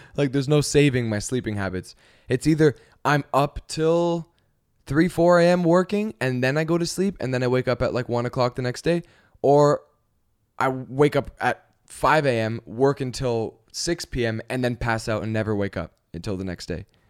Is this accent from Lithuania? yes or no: no; Canada; now in Los Angeles, United States; we're from Canada.